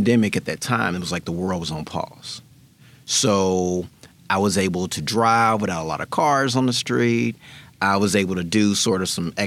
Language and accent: English; Memphis, Tennessee, United States; also born or lived in Knoxville, Tennessee / Nashville, Tennessee; I am a native Memphian.